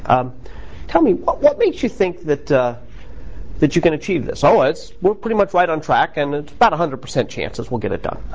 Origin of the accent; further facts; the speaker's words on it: United States; I'm American